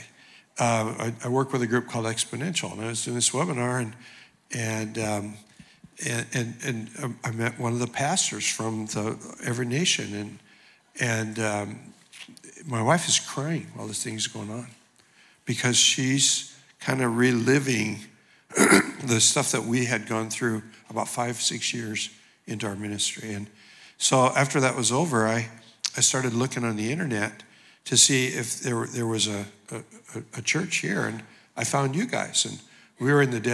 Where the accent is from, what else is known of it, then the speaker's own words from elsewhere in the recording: Portland, Oregon, United States; also born or lived in Hawaii; now in Los Angeles, United States; I grew up in Portland, Oregon